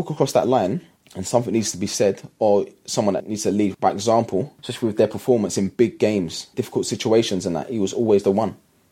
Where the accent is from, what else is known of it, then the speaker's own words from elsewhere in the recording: London, United Kingdom; I grew up in East London